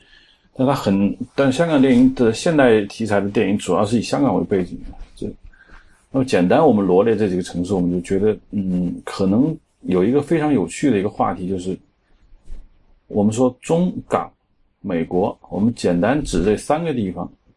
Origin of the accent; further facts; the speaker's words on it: China; 我们中国人也拍过美国城市，